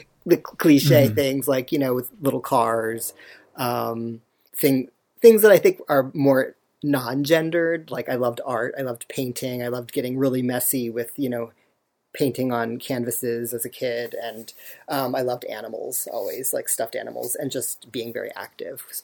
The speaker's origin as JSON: {"language": "English", "area": "outside of Philadelphia", "region": "Pennsylvania", "country": "United States", "tie": "born or raised there", "also_born_or_lived": "Augusta, Georgia", "said": "And then I moved to outside of Philadelphia with my mother"}